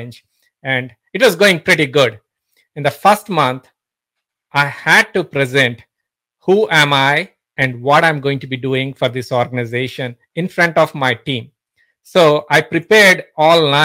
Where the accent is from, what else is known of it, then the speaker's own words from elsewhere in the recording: India; moved away as an adult; also born or lived in Singapore / Pittsburgh; now in United States; I'm originally from India, been living in States for almost like 17 years now